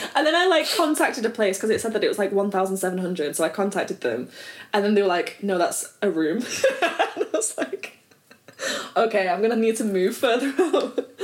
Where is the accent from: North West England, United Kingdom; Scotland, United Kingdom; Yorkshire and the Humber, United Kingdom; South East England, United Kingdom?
North West England, United Kingdom; Oldham; moved away as an adult; also born or lived in Oxford; now in London, United Kingdom; I came from Oldham and then I went to Oxford